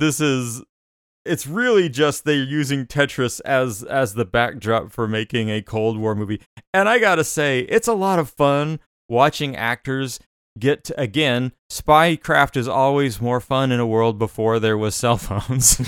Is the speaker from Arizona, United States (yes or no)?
yes; Arizona, United States; Growing up in Arizona